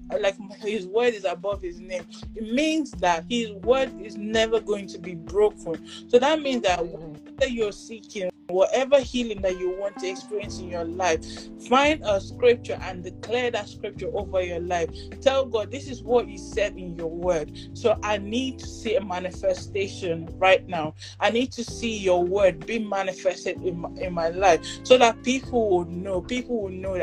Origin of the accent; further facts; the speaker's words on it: Igbo, Igboland, Nigeria; I'm Nigerian, I'm Igbo